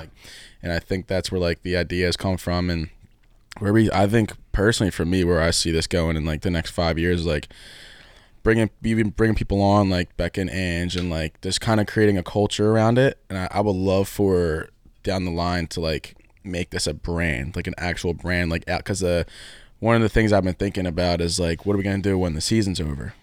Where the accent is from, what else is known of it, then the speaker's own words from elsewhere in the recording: Philadelphia, Pennsylvania, United States; I grew up in Northeast, Northeast Philly